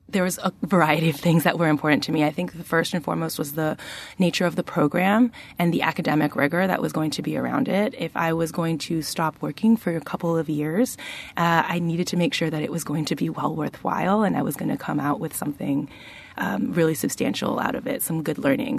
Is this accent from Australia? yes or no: no; Toronto, Ontario, Canada; moved away as an adult; now in Charlottesville, United States; I am the daughter of two Asian Peruvian immigrants, and I grew up in Toronto, Canada